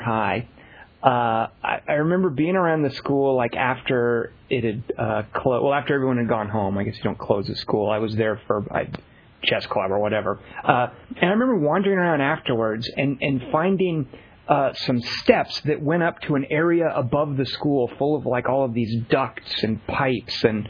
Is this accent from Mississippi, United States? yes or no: no; Little Rock, Arkansas, United States; I grew up in Little Rock